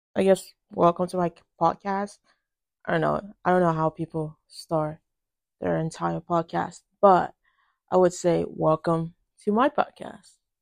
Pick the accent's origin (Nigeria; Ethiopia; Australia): Nigeria; now in United States; I was born in Nigeria and I moved to the United States when I was relatively young